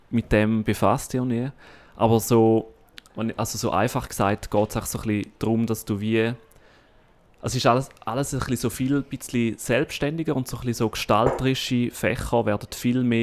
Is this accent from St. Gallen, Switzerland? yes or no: yes; St. Gallen, Switzerland; moved away; Ja, in meine Heimat.